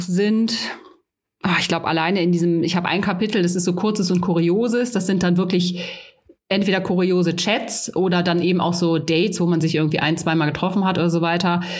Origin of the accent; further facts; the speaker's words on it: Rhineland, Germany; now in Bavaria, Germany; ich komme ursprünglich aus dem Rheinland. Ich glaube auch so, wir haben da ja schon so eine etwas direktere Mentalität als hier in Bayern